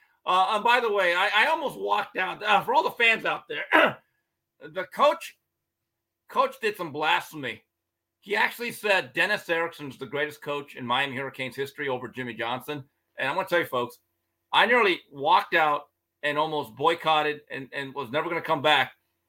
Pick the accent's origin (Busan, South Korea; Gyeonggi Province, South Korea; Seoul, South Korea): Busan, South Korea; I just spell it out because I don't sound like, I'm from Pusan.